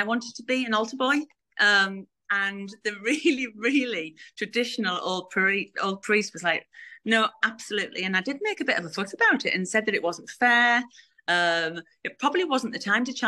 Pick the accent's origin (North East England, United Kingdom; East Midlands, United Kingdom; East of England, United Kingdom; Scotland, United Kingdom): North East England, United Kingdom; Middlesbrough; from Middlesbrough